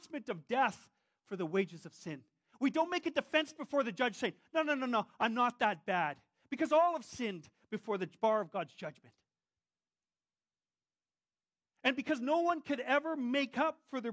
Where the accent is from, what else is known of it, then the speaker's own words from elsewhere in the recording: Whitehorse, Yukon, Canada; I'm still a Canadian. I have a passport that says it. I was born in Whitehorse, Yukon